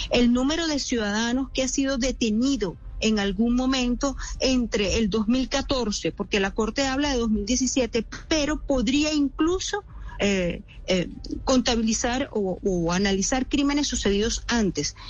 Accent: Venezuela; somos víctimas los venezolanos

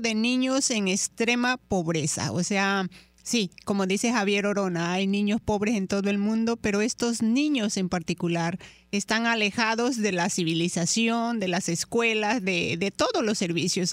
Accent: Chiapas, Mexico; moved away; yo provengo de, de, una zona de la zona sur de la República Mexicana de Chiapas, ahí nací yo.

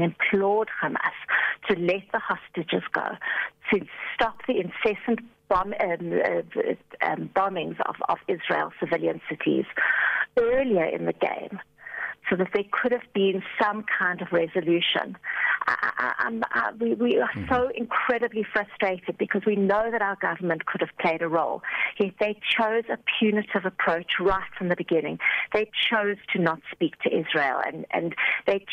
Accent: South Africa; As a South African citizen

